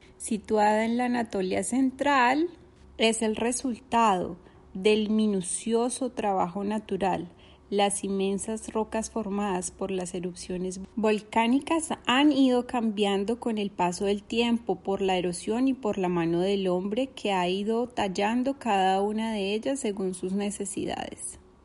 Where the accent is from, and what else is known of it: Colombia; moved away as an adult; now in Turkey